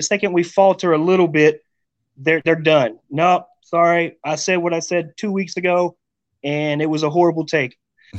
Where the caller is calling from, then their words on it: Rawls, Texas, United States; I'm in Rawls, Texas, my friend.